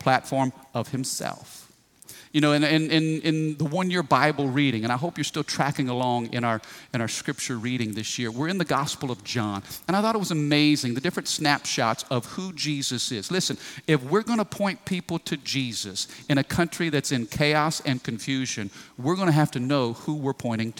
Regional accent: United States; I am a Christian who happens to be born in America.

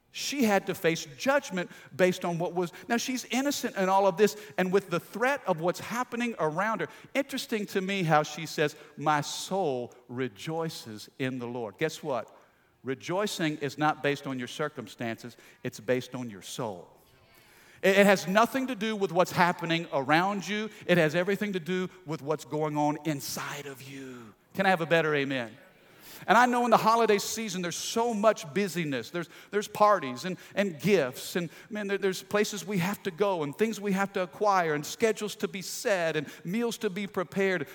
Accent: Midwest, United States; I grew up in the Midwest in a small little country town.

